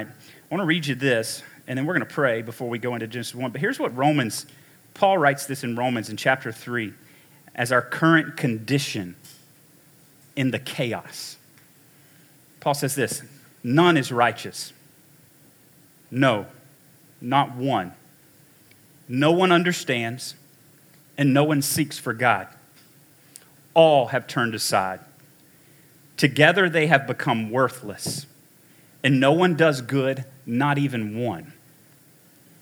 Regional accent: United States; we grew up in America

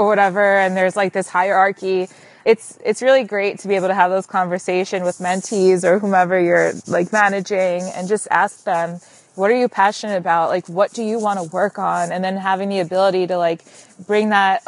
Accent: Long Island, New York, United States; I'm from Long Island.

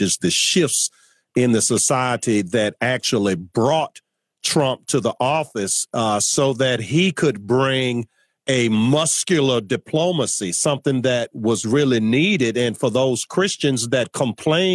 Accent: Virginia, United States; my home state of Virginia

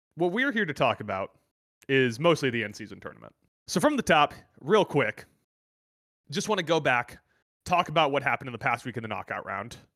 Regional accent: United States; I'm an American

